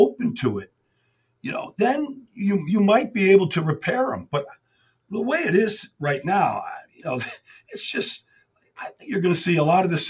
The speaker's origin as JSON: {"language": "English", "town": "Pittsburgh", "region": "Pennsylvania", "country": "United States", "said": "and I'm from Pittsburgh, Jason."}